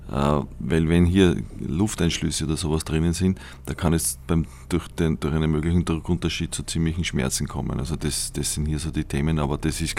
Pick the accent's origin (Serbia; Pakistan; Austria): Austria; weil wir als Österreicher, äh, kleine Nation, mit Raumfahrt damals überhaupt nichts zu tun gehabt haben